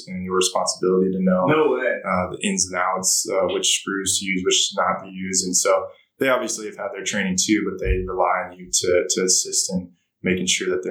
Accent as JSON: {"language": "English", "town": "Minneapolis", "region": "Minnesota", "country": "United States", "tie": "born or raised there", "also_born_or_lived": "British Virgin Islands", "moved": "as an adult", "said": "born and raised in Minneapolis"}